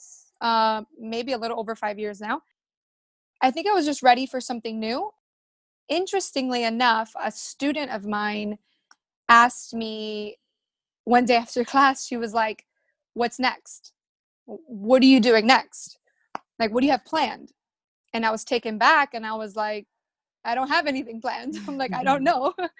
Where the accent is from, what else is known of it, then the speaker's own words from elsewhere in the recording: Miami, Florida, United States; I was born in Miami. My parents are Cuban and I grew up very social